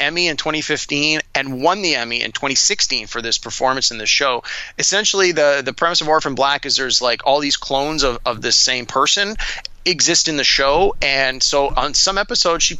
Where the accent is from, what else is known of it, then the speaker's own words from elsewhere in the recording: Toronto, Ontario, Canada; Yes, we're both from Toronto. Yes, we both grew up in Scarborough, which is one of the neighborhoods in Toronto.